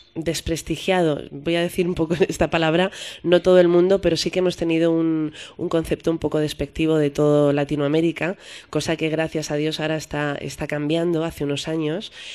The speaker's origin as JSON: {"language": "Spanish", "town": "Madrid", "region": "Community of Madrid", "country": "Spain", "tie": "born or raised there", "said": "yo soy madrileña"}